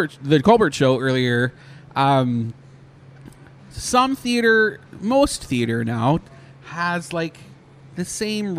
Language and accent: English; Canada; moved away; I'm Canadian